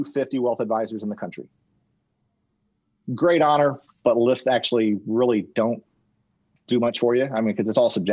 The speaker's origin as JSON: {"language": "English", "town": "Indianapolis", "region": "Indiana", "country": "United States", "said": "I'm from Indianapolis"}